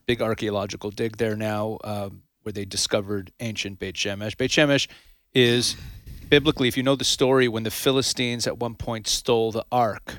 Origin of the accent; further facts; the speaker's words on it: Canada; also born or lived in United States; now in Israel; I was actually raised in Canada. I'm a U S citizen